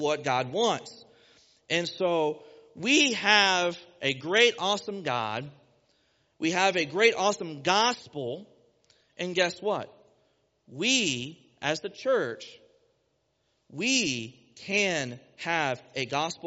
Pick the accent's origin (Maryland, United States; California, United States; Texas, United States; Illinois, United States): Texas, United States; accent: twangs; moved away as an adult; now in Ohio, United States; I'm from Texas, born and raised, and I moved here a few years ago to take the job as youth pastor here